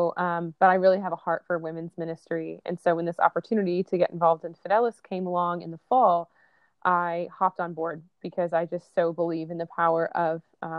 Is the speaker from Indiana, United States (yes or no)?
yes; Indianapolis, Indiana, United States; moved away as an adult; also born or lived in New York City; now in Nashville, United States; I am originally from a suburb of Indianapolis, Indiana